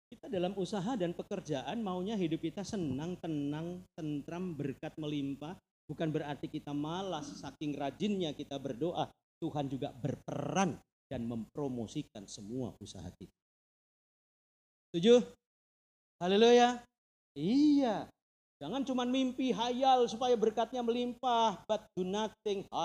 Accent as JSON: {"language": "Indonesian", "town": "Purwodadi", "region": "Central Java", "country": "Indonesia", "said": "saya dari itu saya dari Purwodadi"}